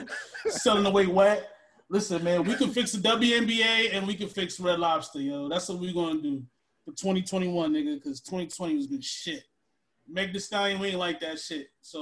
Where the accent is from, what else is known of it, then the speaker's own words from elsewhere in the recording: New York, United States; I grew up in New York.